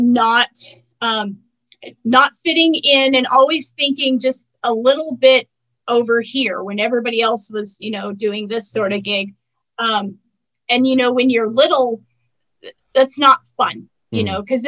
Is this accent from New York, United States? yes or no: no; Colorado, United States; also born or lived in Grand Junction, Colorado; I am a Colorado native, which there aren't a whole lot of us. But I was born in Colorado and I still live in Colorado.